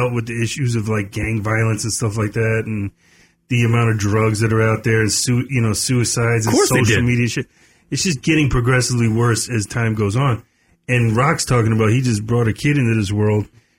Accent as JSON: {"language": "English", "area": "Long Island", "region": "New York", "country": "United States", "tie": "born or raised there", "moved": "yes", "said": "growing up on Long Island"}